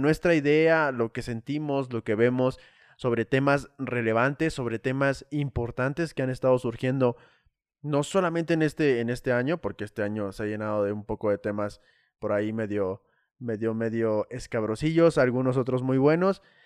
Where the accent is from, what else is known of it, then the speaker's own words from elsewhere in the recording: Saltillo, Coahuila, Mexico; now in Puebla, Mexico; yo soy de la ciudad norte norteña de Saltillo, Coahuila